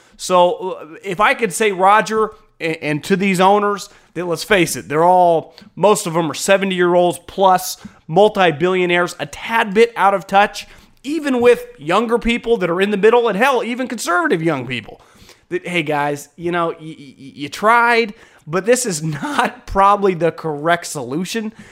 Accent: Northern California, United States; growing up in Northern California

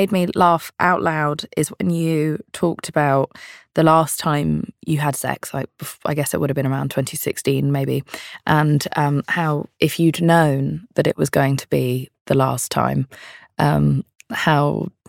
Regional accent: London, United Kingdom; I'm from London. It's also old here.

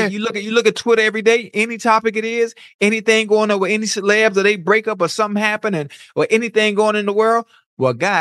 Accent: Miami, Florida, United States; moved away; I'm from Miami, born and raised, Liberty City, Dade County

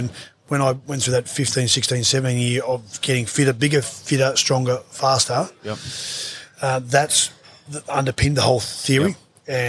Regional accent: Wallangarra, Queensland, Australia; also born or lived in Tenterfield, New South Wales; I grew up in this little town. There's no hospital in Wollongarra. It's too small.

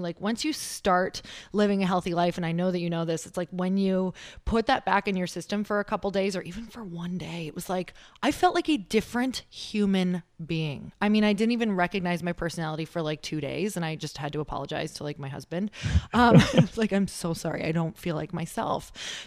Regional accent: Midwest, United States; also born or lived in Upper Michigan / Wisconsin / Minnesota; I'm from the Midwest

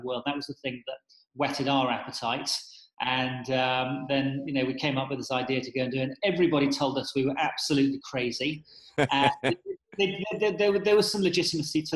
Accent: South West England, United Kingdom; moved away as an adult; also born or lived in San Francisco; now in London, United Kingdom; originally from the southwest of England.

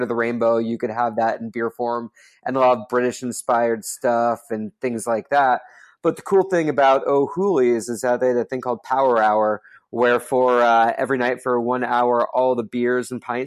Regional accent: Dayton, Ohio, United States; I grew up in Dayton, Ohio

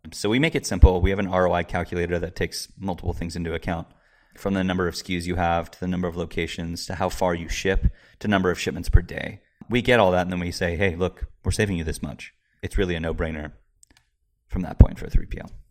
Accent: Marin County, Bay Area, California, United States; also born or lived in San Francisco / San Luis Obispo / Seattle; I was born in San Francisco, raised in the Bay Area, Marin County.

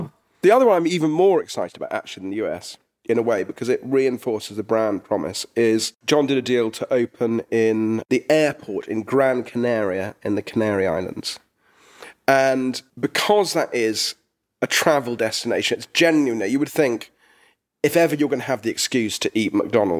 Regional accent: England, United Kingdom; which was sometimes difficult because we're English.

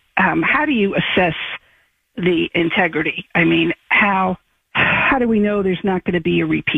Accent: Suffolk County, Long Island, New York, United States; now in Texas, United States; from one former Long Islander to another. I grew up in Suffolk County.

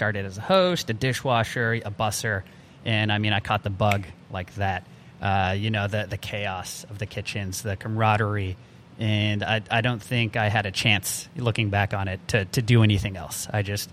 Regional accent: Albuquerque, New Mexico, United States; born and raised in Albuquerque, New Mexico

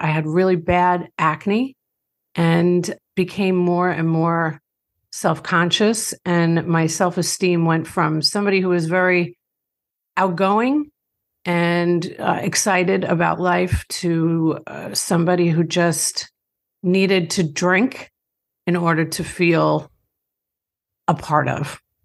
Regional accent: Long Island, New York, United States; grew up in Long Island, New York. I don't have too harsh of an accent because my parents are from Dublin, Ireland

